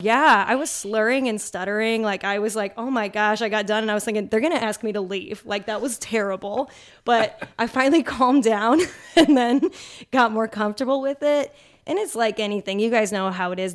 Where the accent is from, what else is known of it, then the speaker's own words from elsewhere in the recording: Chicago, Illinois, United States; moved away as an adult; also born or lived in Champaign, Illinois; now in Indianapolis, United States; My hometown market, actually, for news is Chicago